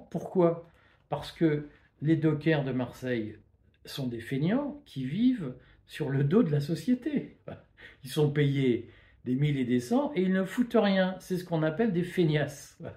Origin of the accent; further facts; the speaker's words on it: Belgium; Regardez Rotterdam, moi, vous le savez, je viens de Belgique.